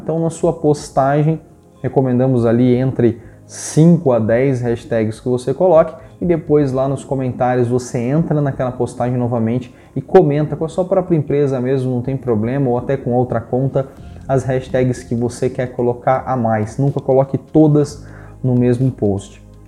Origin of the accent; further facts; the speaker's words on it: Paraná, Brazil; eu sou da região do Paraná